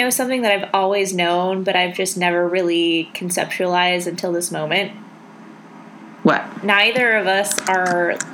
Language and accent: English; Minnesota, United States; Yeah, Minnesota. We are from the North Country, you know?